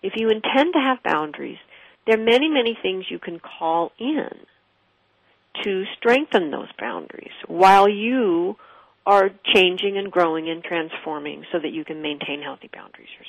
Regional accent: West Coast, United States; I did not grow up in New York. I grew up on the West Coast

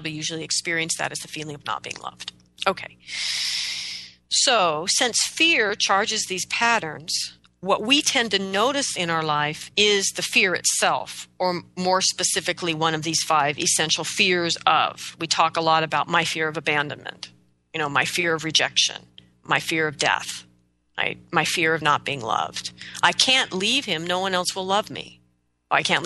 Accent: United States; I'm an American

